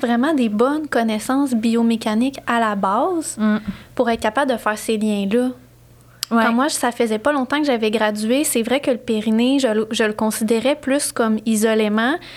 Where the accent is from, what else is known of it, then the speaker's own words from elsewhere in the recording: Sherbrooke, Quebec, Canada; also born or lived in Montreal; je suis originaire de Sherbrooke